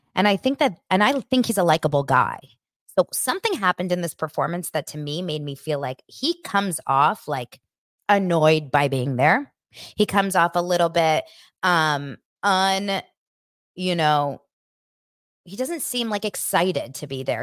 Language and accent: English; Los Angeles, California, United States; I grew up here in Los Angeles, and I went to school in Beverly Hills